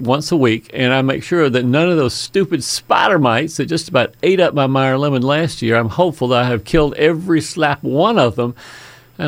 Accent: Fayetteville, Georgia, United States; Fayetteville, my hometown

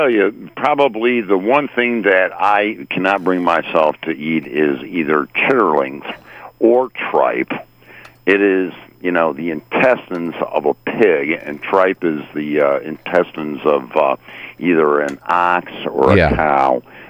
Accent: Midwest, United States; moved away; also born or lived in Chicago; growing up in the Midwest

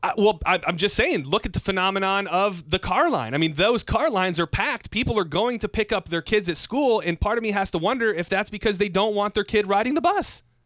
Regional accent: Lapeer, Michigan, United States; moved away; I grew up in Lapeer, Michigan

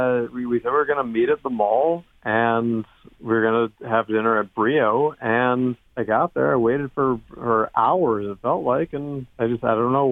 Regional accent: Huber Heights, Ohio, United States; I'm 28. I'm from Huber Heights.

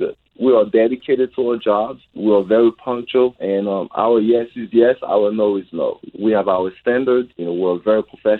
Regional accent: Haiti; No, I grew up in Haiti.

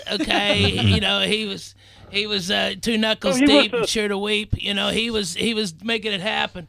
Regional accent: Clarksville, Arkansas, United States; I grew up in Clarksville, Arkansas

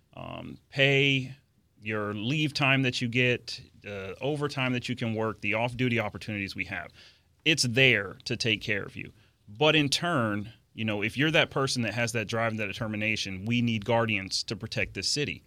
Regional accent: Orlando, Florida, United States; I grew up in the Orlando area

